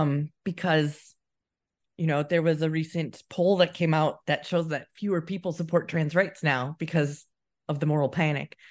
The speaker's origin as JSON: {"language": "English", "country": "United States", "moved": "yes", "lives_now": "United Kingdom", "said": "as an American"}